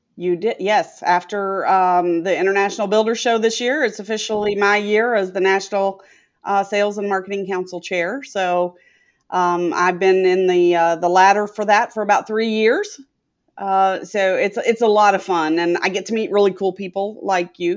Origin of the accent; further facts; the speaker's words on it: Etowah, Tennessee, United States; moved away as an adult; now in Tampa, United States; I'm from Etowah